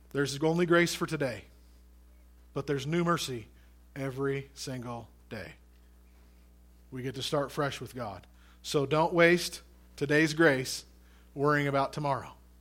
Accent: United States; as Americans and as American Christians

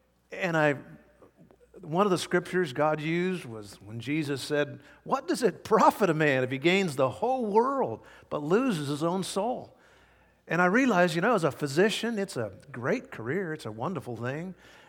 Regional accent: Vancouver, Washington, United States; born there; I was born in Vancouver, Washington. Dad had just planted a church there, and I was even born on Sunday.

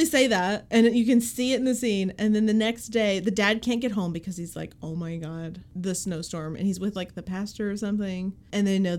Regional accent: Appalachia, United States; I, as an Appalachian

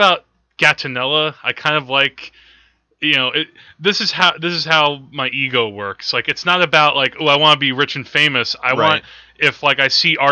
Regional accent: Teaneck, New Jersey, United States; I've grown up in New Jersey my whole life, mm-hmm. for most of my life in Teaneck, New

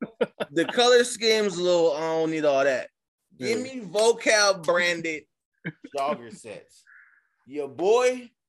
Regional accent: New York, United States; I'm from New York.

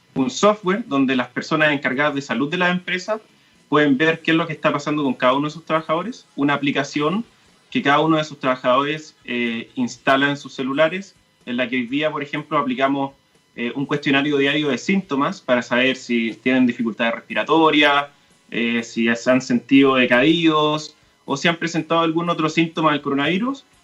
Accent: Talca, Maule, Chile; now in Santiago, Chile; soy de Talca

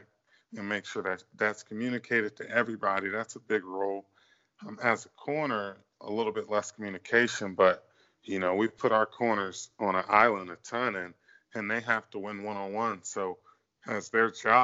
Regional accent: Northern Virginia, United States; I'm from Northern Virginia

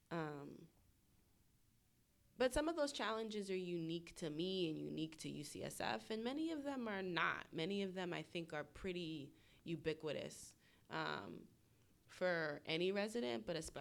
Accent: Northern New Jersey, East Coast, United States; moved away as an adult; also born or lived in Atlanta, Georgia; I'm from the East Coast originally. My family is in Northern New Jersey

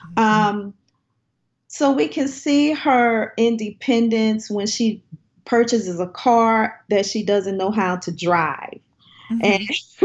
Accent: New Orleans, Louisiana, United States; I'm from the New Orleans area

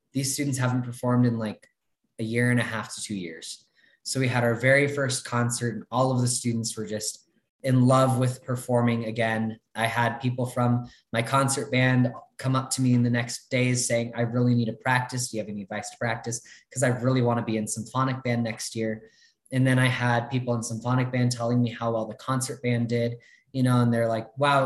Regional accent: northern Colorado, United States; also born or lived in Los Angeles, California; I was born in Los Angeles in California, but when I was four, I moved to Colorado and stayed there for the whole time.

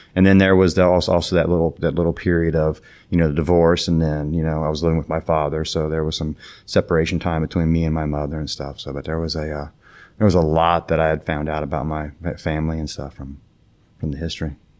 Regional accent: Ohio, United States; also born or lived in West Virginia / South Florida; now in Palm Beach Gardens, United States; born and raised in Ohio

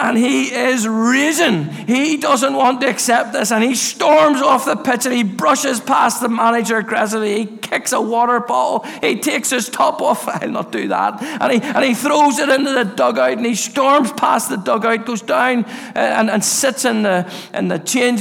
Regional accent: Castlereagh, Northern Ireland, United Kingdom; I grew up in Castlereagh, and I used to go up to Orangefield Park

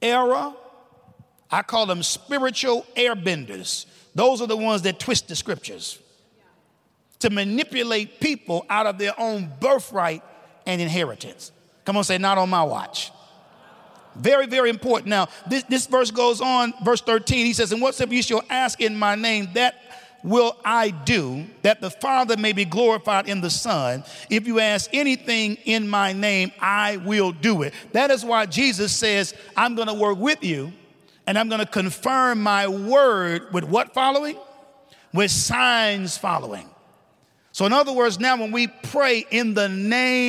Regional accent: the North, United States; accent: northern; my northern accent

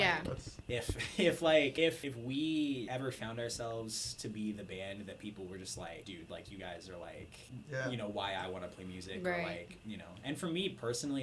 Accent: Turlock, California, United States; growing up in Turlock

